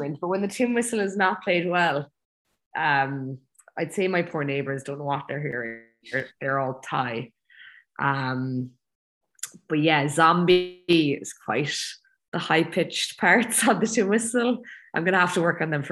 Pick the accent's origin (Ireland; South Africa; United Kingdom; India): Ireland; moved away as an adult; also born or lived in Abu Dhabi; now in Chiang Mai, Thailand; I'm the only Irish person in the gym right now